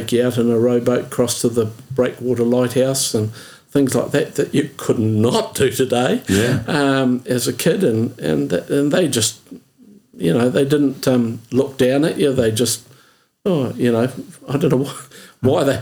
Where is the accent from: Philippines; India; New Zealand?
New Zealand; Oamaru, Otago; I was born and bred in Oamaru, Gary, and born up the hill in July 1947. We grew up in Avon Street